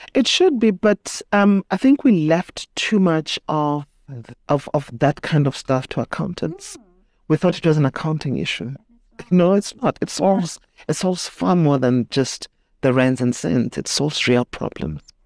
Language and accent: English; Soweto, Gauteng, South Africa; grew up in Soweto, went to school there